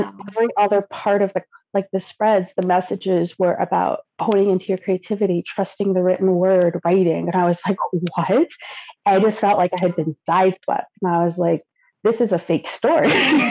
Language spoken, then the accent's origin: English; Germany; born there; moved away; I was born in Germany and now I live here.